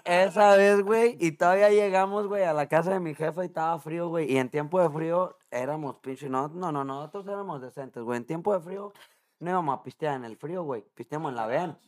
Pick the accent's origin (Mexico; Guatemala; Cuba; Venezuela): Mexico; now in Chicago, United States; Yo crecí con ellos en México